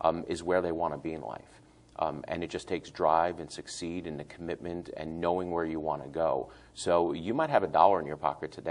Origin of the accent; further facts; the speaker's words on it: New York City, New York, United States; moved away as an adult; now in Hernando County, United States; We grew up relatively poor in New York City, lived in a town, Howard Beach